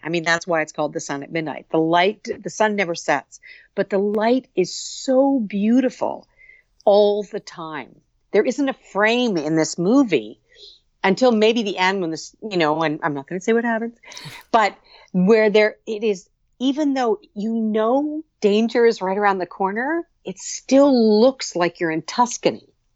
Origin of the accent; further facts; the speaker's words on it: Muskoka, Ontario, Canada; I grew up in Muskoka, on Lake